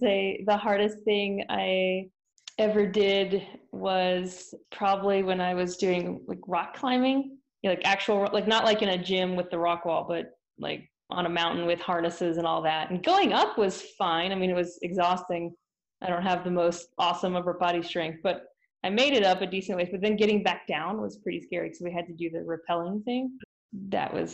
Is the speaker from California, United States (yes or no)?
no; Florida, United States; moved away as an adult; also born or lived in Kansas City; now in Utah, United States; I'm originally from Florida